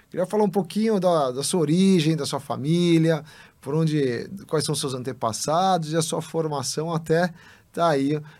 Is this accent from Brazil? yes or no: yes; São Paulo, Brazil; moved away as an adult; also born or lived in Lucas do Rio Verde, Mato Grosso; Cresci em São Paulo, nasci em São Paulo, cresci a vida